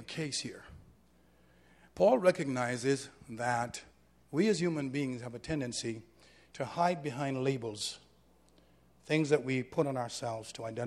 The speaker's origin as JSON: {"language": "English", "country": "Jamaica", "lives_now": "New York, United States", "said": "I'm a Jamaican man. My father is from Cuba"}